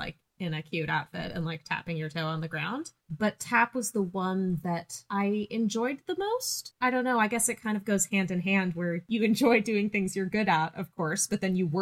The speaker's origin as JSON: {"language": "English", "town": "Laguna Beach", "region": "California", "country": "United States", "tie": "born or raised there", "moved": "yes", "lives_now": "Christchurch, New Zealand", "said": "The city I grew up in, Laguna Beach, is very heavy into the arts"}